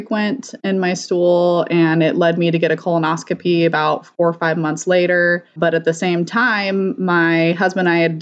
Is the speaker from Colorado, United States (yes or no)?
yes; Colorado, United States; moved away as an adult; now in Bakersfield, United States; originally I'm from Colorado